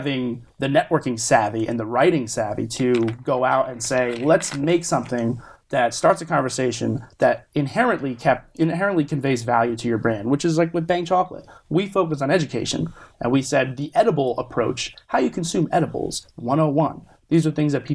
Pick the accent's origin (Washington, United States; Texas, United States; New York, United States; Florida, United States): Florida, United States; South; also born or lived in New Jersey / North Carolina; now in California, United States; I was born in New Jersey, grew up in South Florida, educated in North Carolina